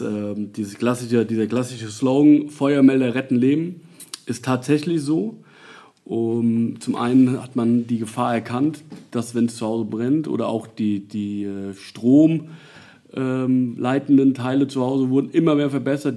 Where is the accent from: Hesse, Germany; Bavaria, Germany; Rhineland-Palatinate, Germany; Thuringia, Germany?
Rhineland-Palatinate, Germany; Nassau; bin sogar gebürtiger Nassauer. Ich bin äh, damals im alten Krankenhaus in der äh, Emser Straße noch geboren